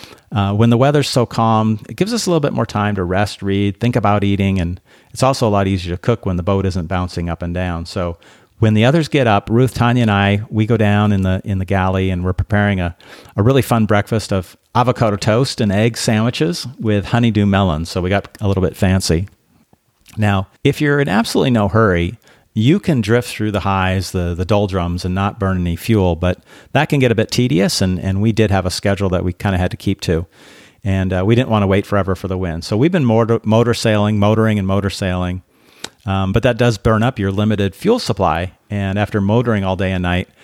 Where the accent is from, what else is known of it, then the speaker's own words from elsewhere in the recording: Belarus; And we talked about growing up in Belarus, really under the pressure of communism that created really a sense of fear, I think, amongst a lot of people. They did a lot to destroy the culture in Belarus.